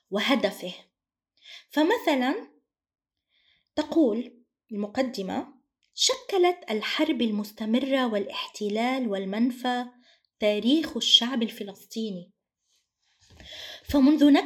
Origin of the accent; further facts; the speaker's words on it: Palestine; now in Lebanon; أنا كمان من الفلسطينيات لهويتهم هوية لجوء وأيضا في لبنان